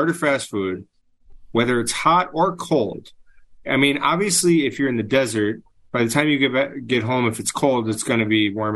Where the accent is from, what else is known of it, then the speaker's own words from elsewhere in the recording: Minnesota, United States; I grew up in Minnesota